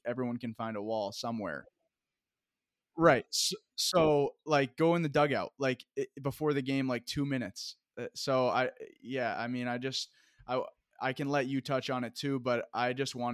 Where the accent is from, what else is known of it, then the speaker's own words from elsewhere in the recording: Vermont, United States; moved away; I'm from Vermont